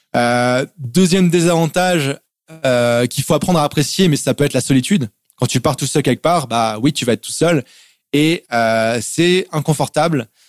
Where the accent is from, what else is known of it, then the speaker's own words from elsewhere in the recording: France; moved away as an adult; also born or lived in Germany / England / Montreal, Canada; je suis né en Allemagne, je suis français, je suis né en Allemagne. Mes parents ont habité dans différents pays. j'ai habité aussi en Angleterre juste après l'Allemagne quand j'étais petit. Et je suis arrivé en France en fait à 4 ans